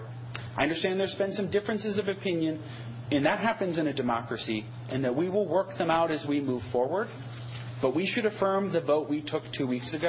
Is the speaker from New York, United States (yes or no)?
no; Wauwatosa, Wisconsin, United States; now in Dane County, United States; I grew up in Wauwatosa, just outside Milwaukee